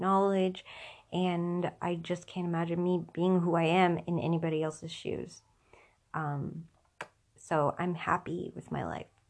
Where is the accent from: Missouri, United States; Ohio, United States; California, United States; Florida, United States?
Florida, United States; Tampa; I was born in Tampa, Florida